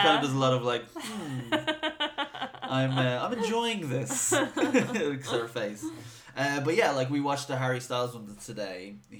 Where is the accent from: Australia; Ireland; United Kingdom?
Ireland; Dublin, Leinster; accent: Dublin; I'm probably talking most Dublin, and it's then I remember I have to like enunciate and I sound less Dublin